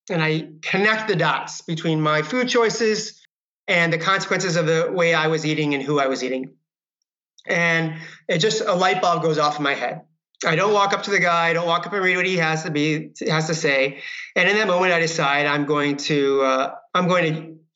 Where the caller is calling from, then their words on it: California, United States; I am calling from my office here in Marin County, Northern California.